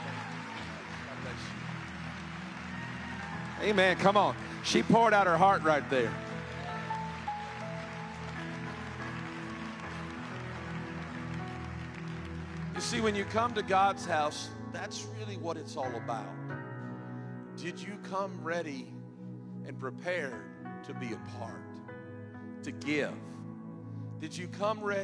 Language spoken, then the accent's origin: English; South Carolina, United States; moved away; I'm from South Carolina, too.